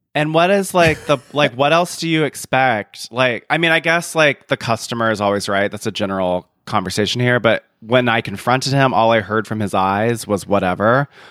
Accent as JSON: {"language": "English", "region": "the American South", "country": "United States", "said": "as a Southerner"}